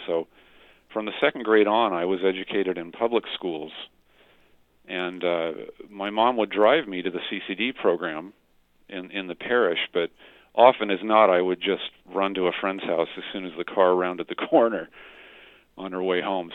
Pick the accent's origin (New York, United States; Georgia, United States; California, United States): California, United States; Stockton; Stockton, California, which is my hometown